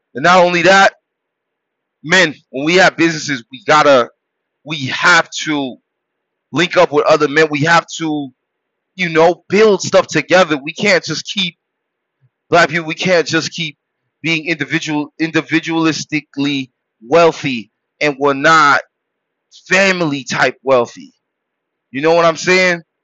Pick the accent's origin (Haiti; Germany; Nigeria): Haiti; I was born in Haiti